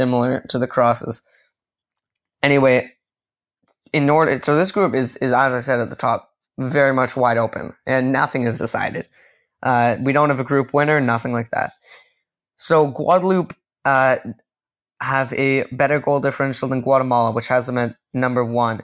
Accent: Canada; as a Canadian

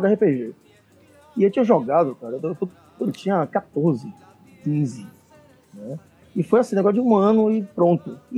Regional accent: Salvador, Bahia, Brazil; Salvador. Somos de Salvador.

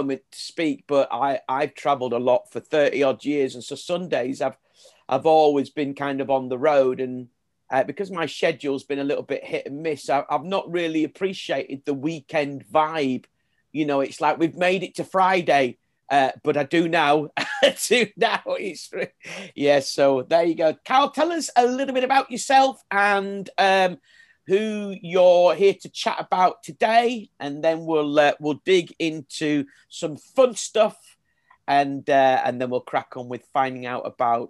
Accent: Yorkshire and the Humber, United Kingdom; I'm from Yorkshire

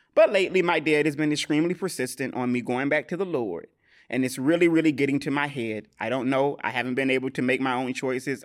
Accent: the South, United States; I'm from the South

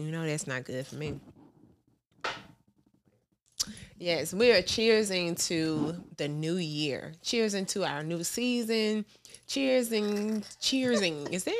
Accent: Fairfield, United States; accent: country; I'm from Fairfield, girl.

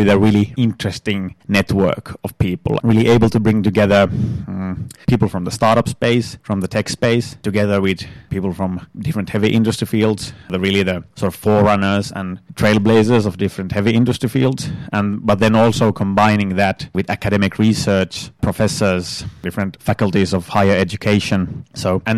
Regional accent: northern Finland, Finland; now in Turku, Finland; I'm from Northern Finland originally

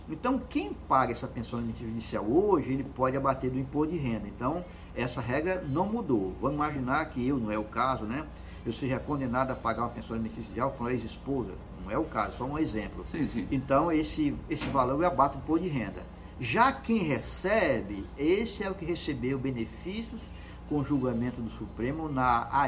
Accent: Northeast Region, Brazil; Tem, como diz no Nordeste, no interior do Nordeste, eu sou nordestino

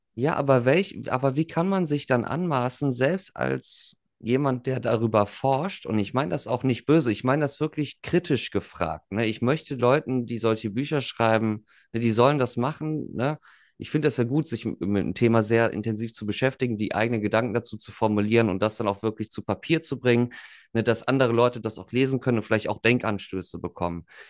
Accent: near the Ruhr area, western Germany, North Rhine-Westphalia, Germany; da wo ich herkomme, 20 Minuten weiter bist du direkt so gefühlt im Pott

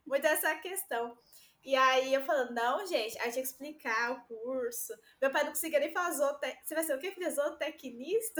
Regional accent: Itaquaquecetuba, São Paulo, Brazil; also born or lived in Rio de Janeiro; aqui na minha cidade, eu sou de Itaquaquecetuba, São Paulo, e estudo no Rio

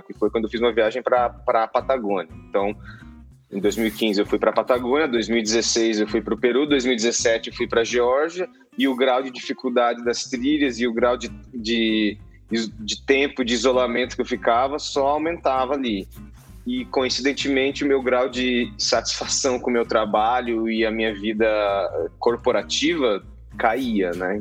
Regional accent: Mato Grosso do Sul, Brazil; also born or lived in Campo Grande / Bonito; now in São Paulo, Brazil; eu sou nascido em São Paulo, mas fui criado no Mato Grosso do Sul, né?

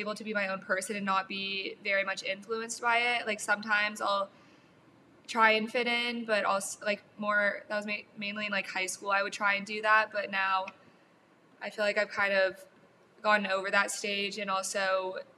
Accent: California, United States; I grew up in California

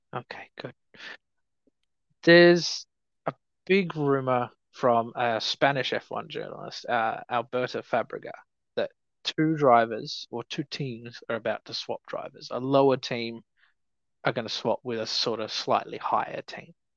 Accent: Australia; especially not as an Australian

